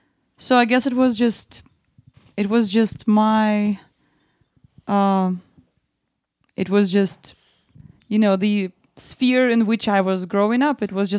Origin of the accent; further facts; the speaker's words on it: Kaliningrad, Kaliningrad Oblast, Russia; English is a second language; moved away as an adult; now in United States; I'm from very, very west of Russia. I'm from the region which is actually separated from the mainland. It's called Kaliningrad.